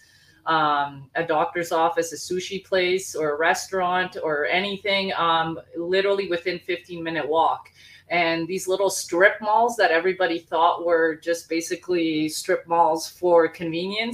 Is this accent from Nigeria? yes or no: no; Bosnia & Herzegovina; moved away; I'm from Bosnia.